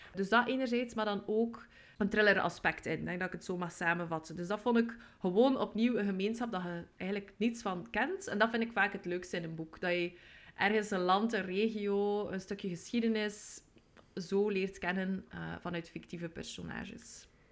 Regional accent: West Flanders, Belgium; now in Ghent, Belgium; ik woon in Gent, maar zoals je ongetwijfeld hoort, ben ik geboren in West-Vlaanderen.

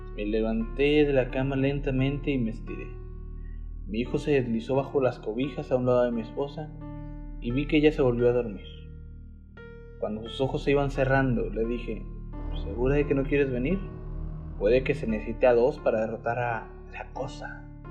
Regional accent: Mexico; como mexicano

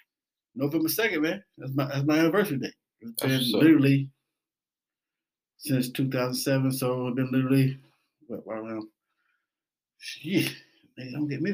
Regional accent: Atlanta, Georgia, United States; in my 20s, 24, 25, I'm from Atlanta, man.

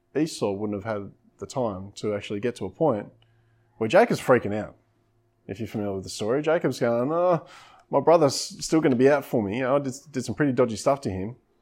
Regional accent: Coffs Harbour, New South Wales, Australia; moved away; also born or lived in Coomera / South Coast; growing up in Coffs Harbour and things like that, I love the coastline

